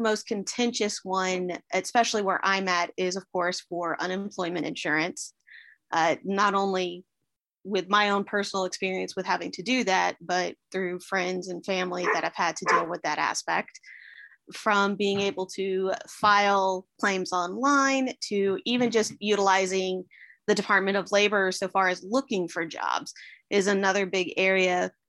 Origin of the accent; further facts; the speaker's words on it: Georgia, United States; Well, I am from Fayette County. We have been here for 28 years. For the most part, grew up here. Grew up in a military family. Which actually, surprisingly enough, makes me the only native Georgian in my family too. I was born down in Liberty County